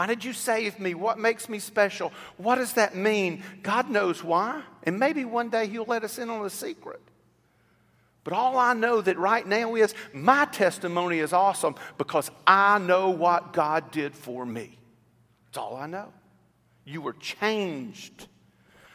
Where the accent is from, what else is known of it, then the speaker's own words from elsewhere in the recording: Fort Leonard Wood, Missouri, United States; I was born in Fort Leonard Wood, Missouri